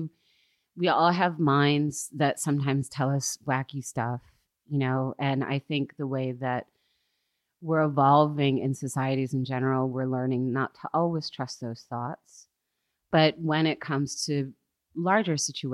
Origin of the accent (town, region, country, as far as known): United States; moved away as an adult